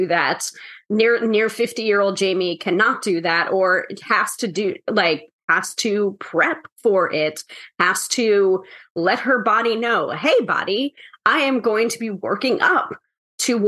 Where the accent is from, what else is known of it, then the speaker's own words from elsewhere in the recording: New York, United States; the New Yorker.